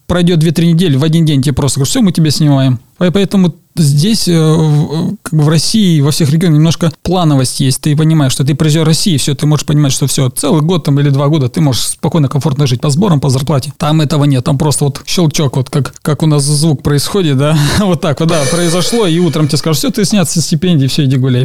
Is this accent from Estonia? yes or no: no; Kyrgyzstan; moved away as an adult; now in Russia; уехал из Киргизии? Здесь, здесь, конечно, да, это там, условно назовем, это моя родина, где я родился